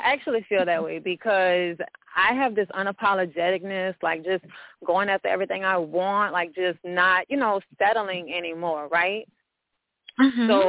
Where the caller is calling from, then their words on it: New Orleans, Louisiana, United States; I'm calling from New Orleans, Louisiana